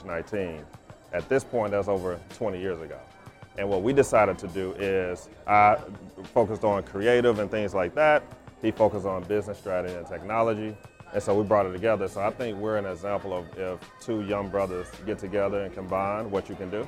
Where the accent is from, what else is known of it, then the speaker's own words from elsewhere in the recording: Alabama, United States; now in Atlanta, United States; I'm originally from Alabama, so I got those Southern roots. I live here in Atlanta